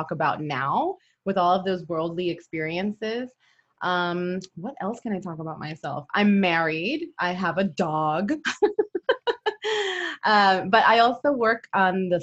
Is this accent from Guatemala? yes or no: no; Puerto Rico; moved away as an adult; also born or lived in Brooklyn, New York; now in San Antonio, United States; I was born in New York. I'm a Brooklyn girl. And when I was about, I guess, 9 or 10, I moved to Puerto Rico